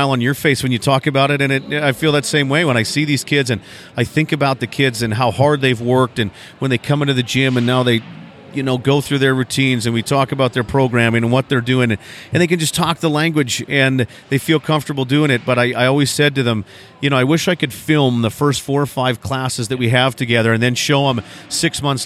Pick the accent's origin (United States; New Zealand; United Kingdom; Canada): Canada; Sylvan Lake, Alberta; my hometown of Sylvan Lake